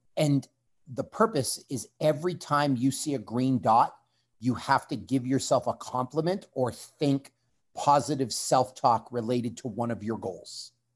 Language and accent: English; Canada